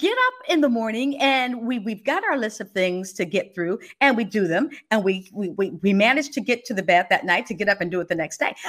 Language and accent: English; Los Angeles, California, United States; moved away as an adult; also born or lived in Fresno, California / Washington, D.C. / Baltimore, Maryland; growing up in Los Angeles and in Fresno